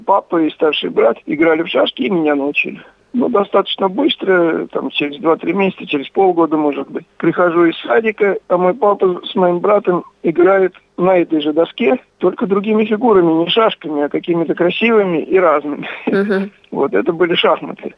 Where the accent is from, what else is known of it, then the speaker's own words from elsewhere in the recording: Kamyshin, Volgograd Oblast, Russia; moved away as an adult; now in Saratov, Russia; я родился и жил в Камышине